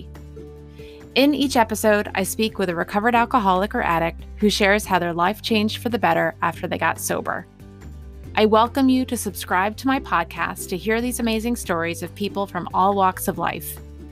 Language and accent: English; New Jersey, United States; my home state of New Jersey